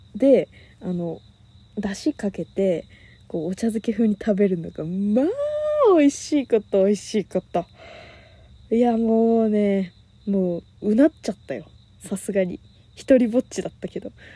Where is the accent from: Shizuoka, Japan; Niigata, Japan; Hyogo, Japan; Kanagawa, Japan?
Kanagawa, Japan; 私神奈川県出身